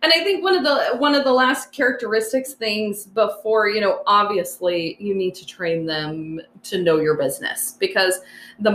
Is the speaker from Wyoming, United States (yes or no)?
yes; Wyoming, United States; moved away; I grew up in Wyoming